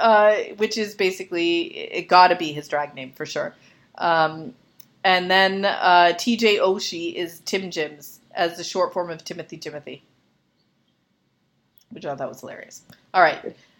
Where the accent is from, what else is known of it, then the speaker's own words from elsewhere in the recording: Canada; I'm Canadian